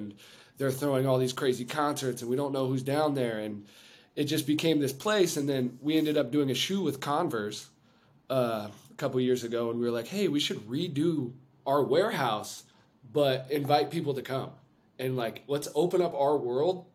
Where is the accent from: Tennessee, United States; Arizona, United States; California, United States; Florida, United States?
California, United States; now in Los Angeles, United States; we're from California